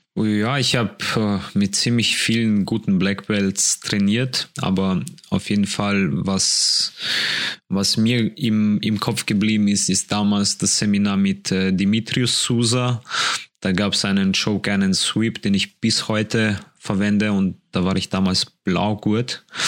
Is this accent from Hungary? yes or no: no; Poland; now in Vienna, Austria; ich komme aus Polen